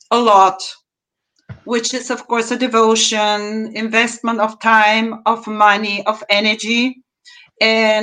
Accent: Bulgaria; now in Cologne, Germany; I'm originally from Bulgaria, moved to Germany 35 years ago, and this is now my home.

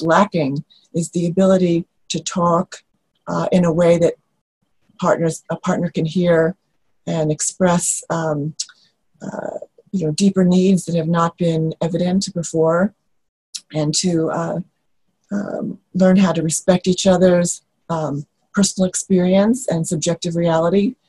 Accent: New York, United States; moved away; I come from New York

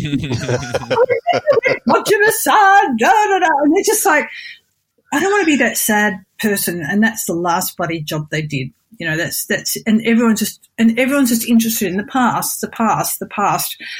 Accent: Australia; moved away as an adult; now in Japan; I'm not, I'm Australian.

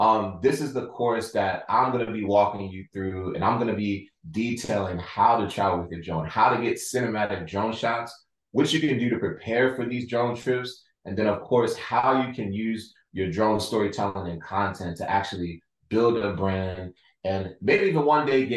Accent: Baltimore, Maryland, United States; I'm from Baltimore

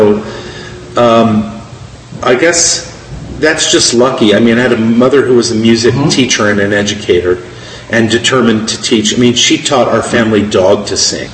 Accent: Oakland, California, United States; I was born and raised in Oakland, California.

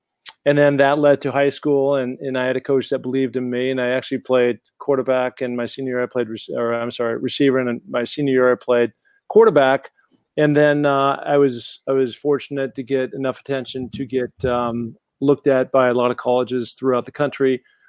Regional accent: Sun Valley, Idaho, United States; now in California, United States; And, you know, I'd come out here from my hometown of Sun Valley, Idaho, where I'd been training like a beast.

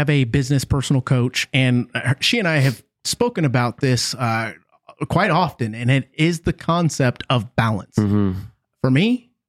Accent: San Antonio, Texas, United States; I'm from here. {S1} What part? {S0} San Antonio.

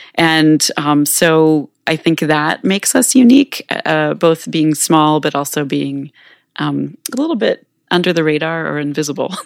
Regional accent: Manhattan, Kansas, United States; moved away as an adult; now in Minneapolis, United States; I grew up here in Manhattan

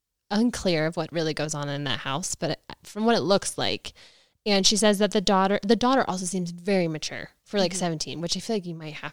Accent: Ohio, United States; born or raised there; moved away

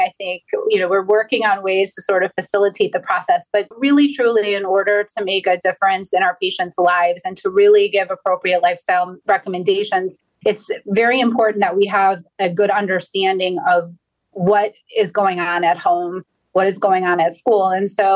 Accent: Cleveland, Ohio, United States; I am born and raised in Cleveland, Ohio

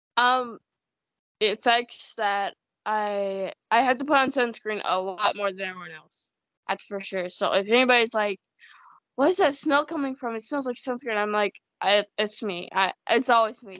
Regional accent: United States; also born or lived in China; I feel like I'm more American, definitely, because you know nobody else in my community is really Chinese

